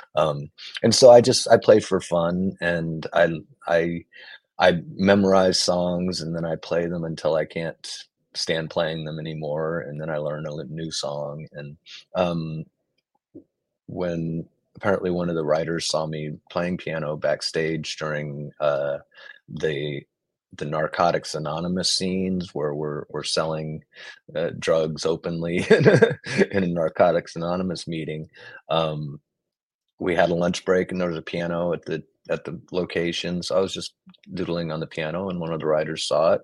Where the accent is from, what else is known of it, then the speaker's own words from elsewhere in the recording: Texas, United States; I was from Texas